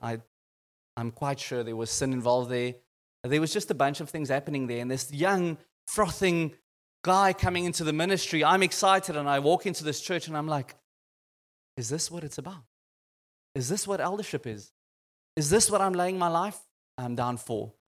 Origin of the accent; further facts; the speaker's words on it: Boksburg, Gauteng, South Africa; I came from Boxburg